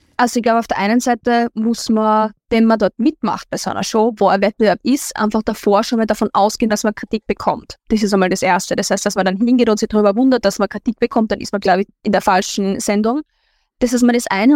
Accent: Linz, Upper Austria, Austria; ich bin aus Linz und es ist Linz ist die Hauptstadt von Oberösterreich

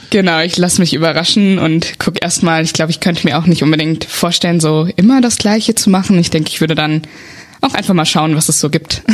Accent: Westerwald, Rhineland-Palatinate, Germany; moved away as an adult; now in Bonn, Germany; ich komme aus dem Westerwald, das ist so eine Region oben in Rheinland-Pfalz, aus einem ganz kleinen Dörfchen

